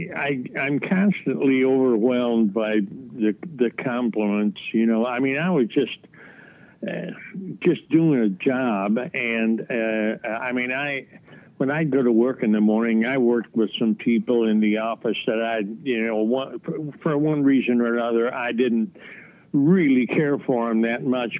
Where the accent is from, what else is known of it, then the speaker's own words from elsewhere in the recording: Chicago, Illinois, United States; I grew up in Chicago or a suburb of Chicago